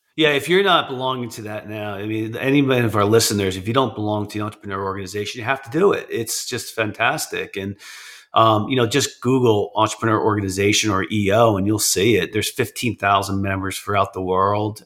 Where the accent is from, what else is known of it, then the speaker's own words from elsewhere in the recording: New Jersey, United States; I'm from New Jersey. I'm in New Jersey.